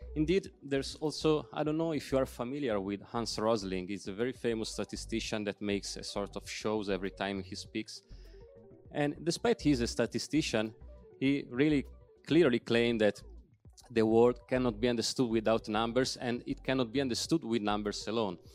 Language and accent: English; Milan, Lombardy, Italy; English is a second language; moved away as an adult; also born or lived in South Tyrol; now in Bolzano, Italy; I am living there since seven years, but I'm from Milan